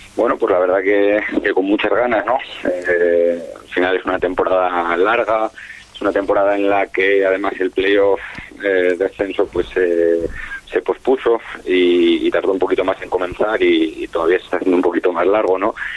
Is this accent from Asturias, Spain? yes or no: yes; Asturias, Spain; moved away as an adult; now in Gran Canaria, Spain; yo soy asturiano pero llevo ya casi siete años ahí en la isla